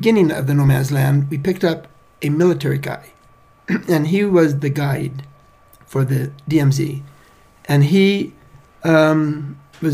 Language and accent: English; United States; being American